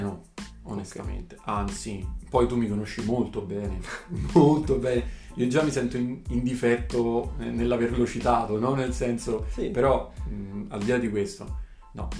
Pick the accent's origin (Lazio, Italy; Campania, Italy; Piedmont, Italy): Campania, Italy; province of Naples; also born or lived in Parma; sono originario della provincia di Napoli